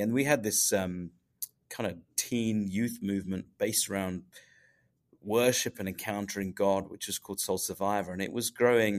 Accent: England, United Kingdom; I'm from England

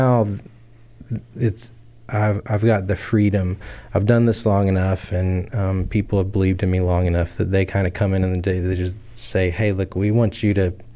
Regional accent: Texas, United States; also born or lived in Houston, Texas / Memphis, Tennessee; this is me growing up in Texas

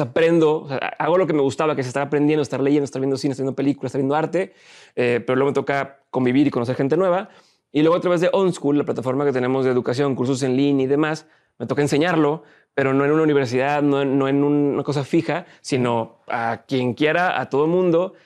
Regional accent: Monterrey, Nuevo León, Mexico; also born or lived in Torreón; De aquí de Monterrey

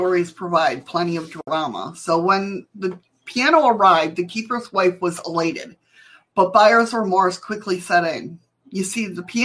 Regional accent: New York, United States; I grew up in New York

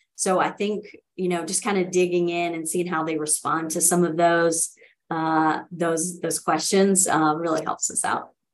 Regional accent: Rock Hill, South Carolina, United States; now in Nashville, United States; I grew up in in Rock Hill, South Carolina

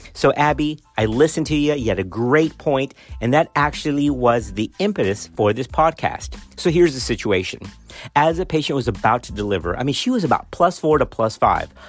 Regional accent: Texas, United States; accent: Texan; my Texan accent in the middle of my Hispanic background

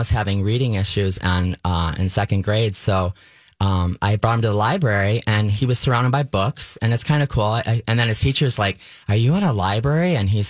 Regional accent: Lewiston, New York, United States; also born or lived in Los Angeles / California; now in Twin Cities, United States; I grew up in Lewiston, New York, and it's like Stillwater.

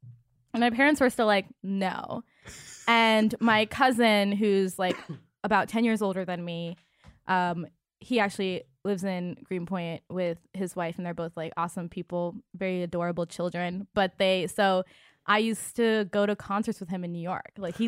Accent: India; because I'm Indian and I'm like super hairy.

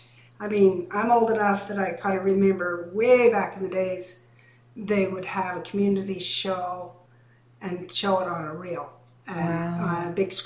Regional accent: Short Creek, United States; born, lived there.

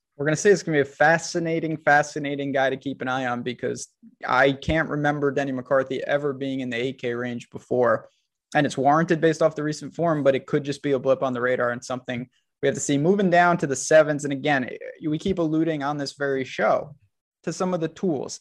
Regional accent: New York, United States; I'm from New York

